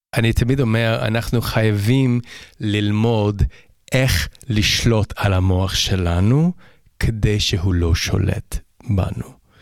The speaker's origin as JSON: {"language": "Hebrew", "town": "Toronto", "region": "Ontario", "country": "Canada", "tie": "born or raised there", "also_born_or_lived": "Vancouver Island, British Columbia", "second_language": "Hebrew", "moved": "yes", "lives_now": "Israel", "said": "אני גדלתי בקנדה"}